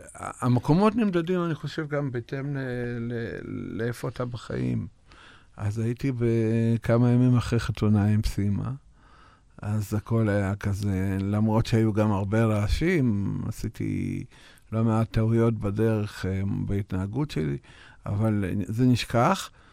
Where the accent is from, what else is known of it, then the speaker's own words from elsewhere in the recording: Russia; now in Israel; נולדתי ברוסיה ואני לבן